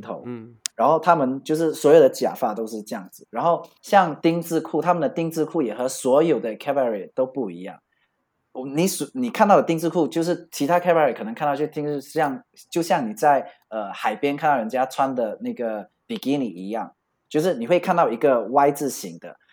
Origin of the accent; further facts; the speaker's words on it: Malaysia; moved away as an adult; also born or lived in Bali, Indonesia; now in Paris, France; 因为我是马来西亚人，那我们这边就叫假斗